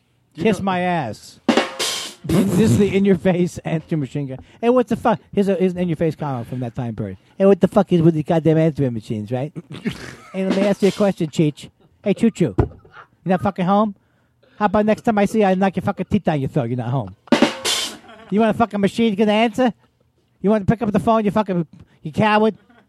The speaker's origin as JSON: {"language": "English", "town": "Queens", "region": "New York", "country": "United States", "said": "I'm from Queens."}